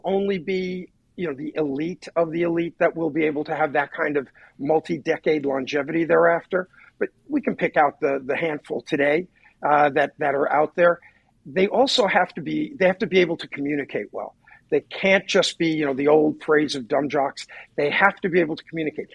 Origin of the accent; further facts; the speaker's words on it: New York area, United States; Scotty and I grew up in the New York area